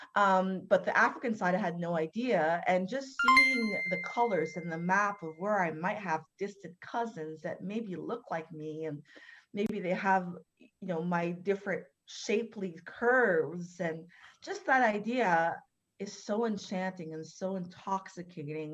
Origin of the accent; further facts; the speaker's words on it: Canada; I'm born and raised in Canada